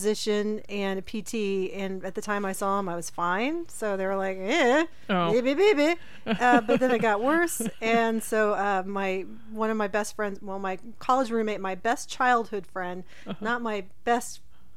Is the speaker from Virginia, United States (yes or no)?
no; Oxford, Ohio, United States; moved away; I grew up in Oxford, and I went to Ohio State